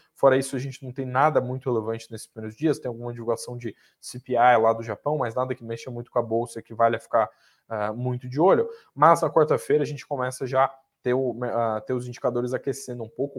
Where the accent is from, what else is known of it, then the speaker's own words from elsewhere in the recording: South Region, Brazil; now in São Paulo, Brazil; Eu sou lá do Sul